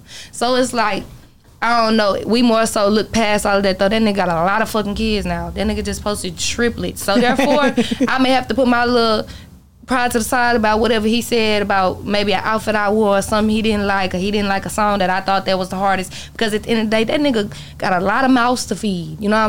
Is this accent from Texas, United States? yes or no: yes; McKinney, Texas, United States; I grew up somewhere in McKinney, so it's like I know three whole family.